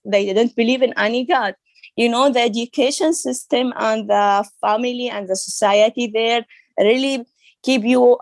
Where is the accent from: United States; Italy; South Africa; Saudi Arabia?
Saudi Arabia; English is a second language; moved away as an adult; also born or lived in Syria; now in Germany; He is original from Syria, but he traveled to Saudi Arabia to work, and then he married my mom, and we I born in, in Saudi Arabia